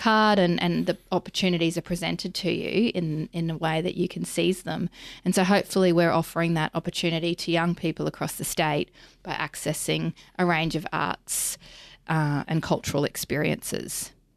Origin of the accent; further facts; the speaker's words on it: Mackay, Queensland, Australia; now in Brisbane, Australia; I'm from Mackay originally